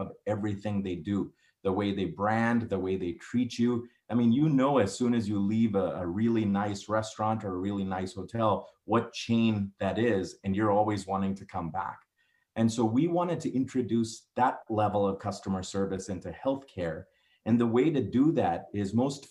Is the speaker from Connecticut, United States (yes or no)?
no; New Orleans, Louisiana, United States; moved away as an adult; also born or lived in Houston, Texas / Virginia / Detroit, Michigan; now in Colorado Springs, United States; I was born in Houston, grew up there for the first few years of my life. Virginia for 4 years, New Orleans for 12 years